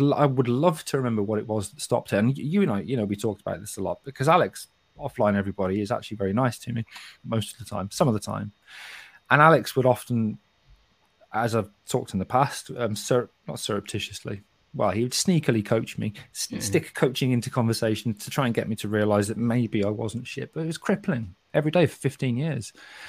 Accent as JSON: {"language": "English", "town": "Kidderminster", "region": "West Midlands", "country": "United Kingdom", "accent": "Kidderminster", "said": "I haven't completely lost my accent. But believe me, this is not a Kidderminster accent. Kidderminster accent is not very attractive."}